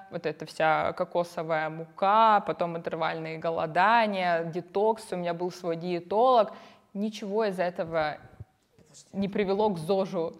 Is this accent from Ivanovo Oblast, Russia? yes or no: no; Yelizavetinskaya, Krasnodar Krai, Russia; Я родилась в Краснодаре, выросла в станице Елизаветинской с бабушкой